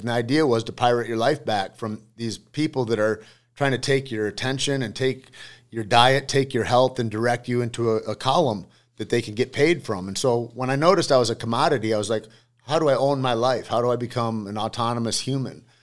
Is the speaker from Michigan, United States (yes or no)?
yes; Alpena, Michigan, United States; I grew up in Alpena, Michigan.